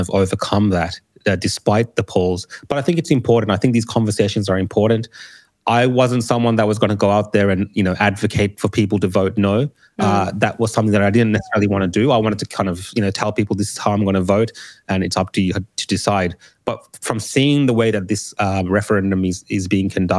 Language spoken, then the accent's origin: English; Australia; also born or lived in Sri Lanka; As a Australian of Sri Lankan heritage